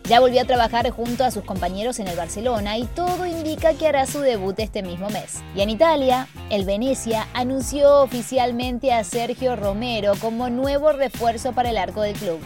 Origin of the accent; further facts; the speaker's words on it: San Nicolás de los Arroyos, Buenos Aires Province, Argentina; mi ciudad de origen. Ahí nací yo.